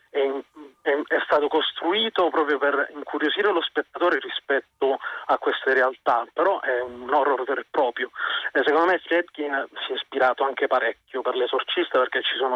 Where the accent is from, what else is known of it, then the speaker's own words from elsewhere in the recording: Apulia, Italy; moved away as an adult; now in Rome, Italy; io eh, fondamentalmente sono pugliese, mi sono trasferito a Roma eh, nel 2006. Ehm, quindi mm, diciamo che ho abbandonato la terra in cui sono nato e cresciuto